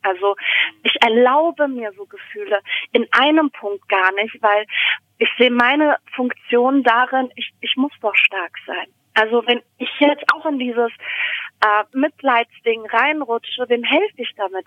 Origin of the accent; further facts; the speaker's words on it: Germany; bei uns in Deutschland